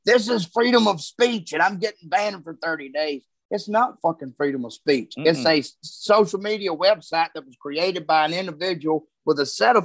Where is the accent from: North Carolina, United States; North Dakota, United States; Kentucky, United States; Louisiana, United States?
Louisiana, United States; moved away as an adult; also born or lived in Southeast Texas; now in Texas, United States; I'm from Louisiana